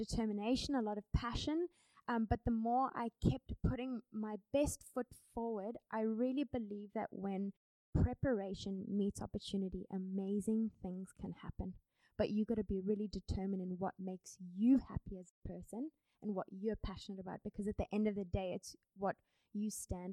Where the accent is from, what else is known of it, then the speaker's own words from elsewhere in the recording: Cape Town, Western Cape, South Africa; also born or lived in United States; I'm from Cape Town, South Africa